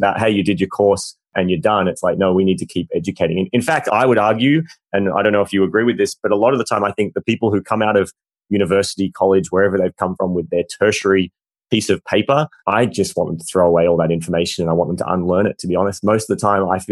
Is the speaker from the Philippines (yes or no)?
no; Australia; we're both Australian